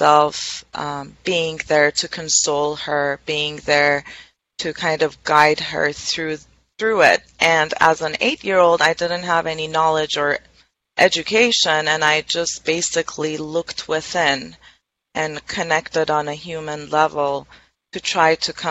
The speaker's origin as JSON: {"language": "English", "town": "Tehran", "region": "Tehran Province", "country": "Iran", "tie": "born or raised there", "moved": "as an adult", "lives_now": "United States", "said": "I was born and raised in Tehran, which is the capital of Iran."}